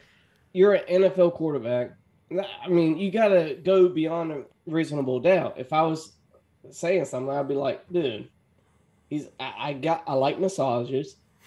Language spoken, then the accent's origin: English; United States; I'm American.